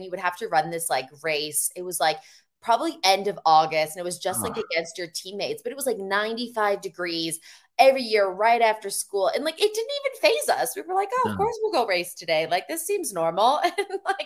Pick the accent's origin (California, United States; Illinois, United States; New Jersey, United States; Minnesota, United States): Illinois, United States; Chicago; moved away; I'm actually from Chicago area, the suburbs.